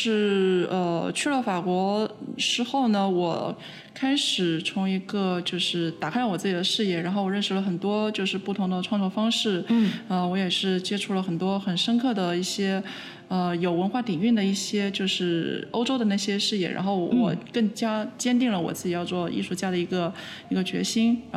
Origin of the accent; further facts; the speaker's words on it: Guangzhou, Guangdong, China; now in Montreal, Canada; 呃，我是呃我的家来自呃广州。对，